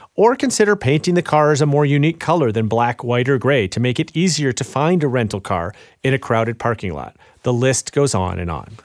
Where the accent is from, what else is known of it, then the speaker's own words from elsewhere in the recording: Chicago, Illinois, United States; I'm from Chicago